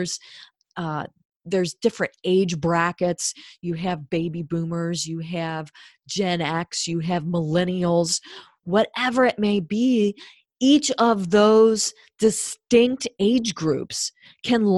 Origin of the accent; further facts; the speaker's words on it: Cincinnati, Ohio, United States; I'm from Cincinnati. I grew up with Cincinnati style chili